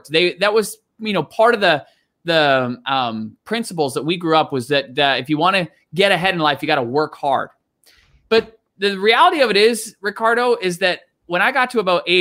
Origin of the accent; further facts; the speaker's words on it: Canada; also born or lived in Gravesend, Kent, England; I was born in Gravesend, Kent, and lived there till I was six years old. And, and then you traveled to, to Canada? Yeah, then my family, we moved to Canada.